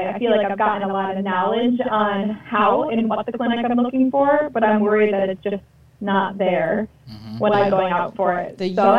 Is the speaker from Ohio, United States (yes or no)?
yes; Northwest Ohio, United States; moved away as an adult; now in Michigan, United States; I am originally from Ohio, the cornfield, deep in the corn stalks of Northwest Ohio